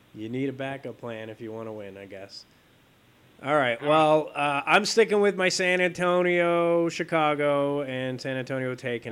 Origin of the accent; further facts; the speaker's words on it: Italy; I'm from Italy, so I always think football, is soccer